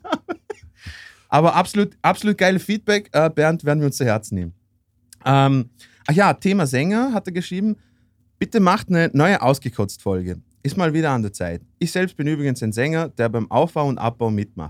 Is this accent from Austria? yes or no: yes; Austria; bei uns in Österreich